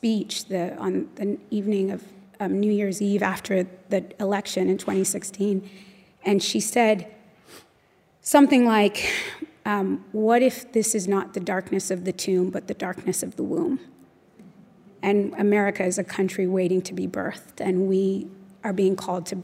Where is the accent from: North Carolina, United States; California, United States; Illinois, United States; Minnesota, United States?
California, United States; Los Angeles; I was born and raised in Los Angeles.